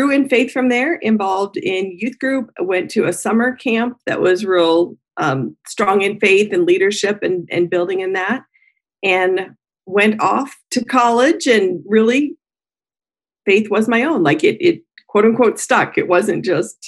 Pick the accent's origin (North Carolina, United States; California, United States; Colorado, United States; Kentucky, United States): Colorado, United States; moved away; I am a Colorado native, so in the United States, born and raised in Colorado